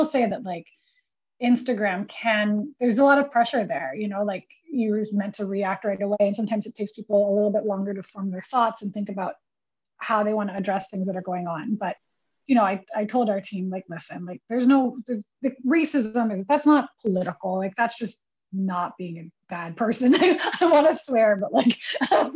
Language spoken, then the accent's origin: English; Manila, Metro Manila, Philippines; now in New York, United States; being born and raised in the Philippines